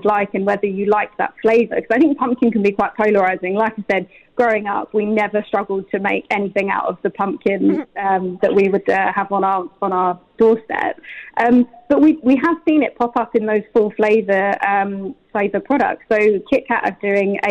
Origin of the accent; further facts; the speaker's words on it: United Kingdom; now in United Arab Emirates; I think I'm a British chocolate girl at heart, just because of my where I grew up.